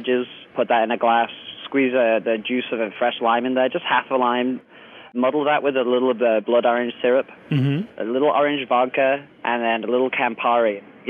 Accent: Liverpool, North West England, United Kingdom; moved away; No, originally I'm from Liverpool, England

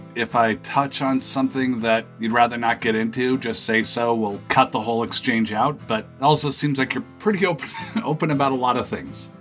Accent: San Francisco, California, United States; born or raised there

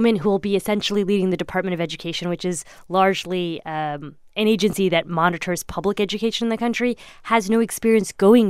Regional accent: Indiana, United States; I grew up in Indiana. I thought it was very, like, normal to have a police officer with a gun.

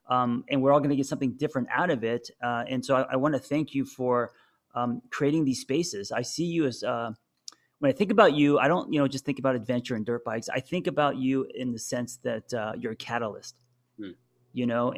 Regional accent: Los Angeles, California, United States; growing up in Los Angeles.

